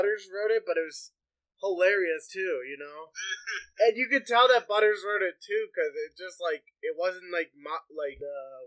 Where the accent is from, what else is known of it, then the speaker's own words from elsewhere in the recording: Pennsylvania, United States; So my hometown